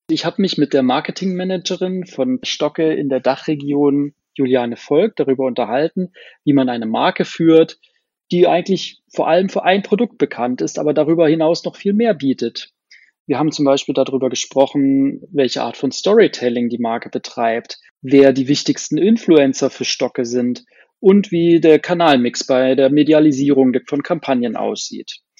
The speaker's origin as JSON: {"language": "German", "town": "Sindelfingen", "region": "Baden-Württemberg", "country": "Germany", "tie": "born or raised there", "said": "gute Stadt, meine Heimatstadt."}